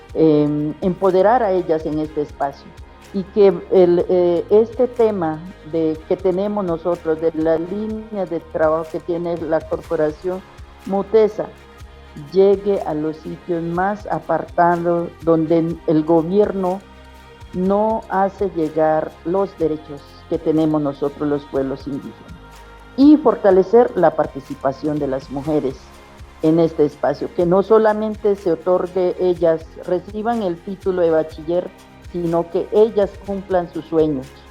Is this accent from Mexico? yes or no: no; La Chorrera, Amazonas, Colombia; yo soy del pueblo indígena Uitoto, del territorio de origen de la chorrera Amazonas del resguardo predio Putumayo